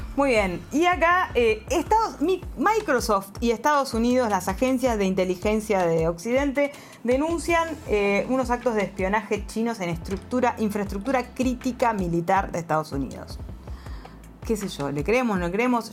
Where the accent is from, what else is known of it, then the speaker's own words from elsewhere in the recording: Uruguay; now in Shenzhen, China; que soy también uruguaya